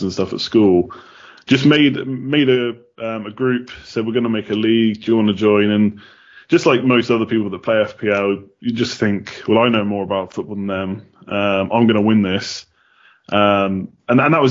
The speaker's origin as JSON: {"language": "English", "region": "England", "country": "United Kingdom", "moved": "as an adult", "lives_now": "Galway, Ireland", "said": "I'm not Irish, as you might be able to tell. I'm from England originally, but I moved over several years ago"}